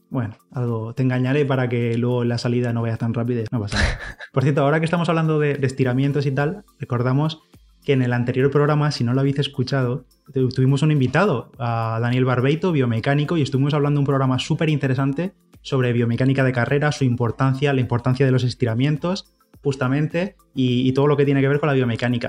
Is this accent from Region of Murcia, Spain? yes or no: no; Orihuela, Valencian Community, Spain; la media maratón de Orihuela, que estoy por allí, por mi pueblo